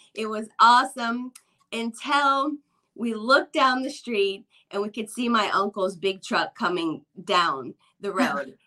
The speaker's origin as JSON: {"language": "English", "region": "Midwest", "country": "United States", "tie": "born or raised there", "said": "when I was a kid growing up in the Midwest"}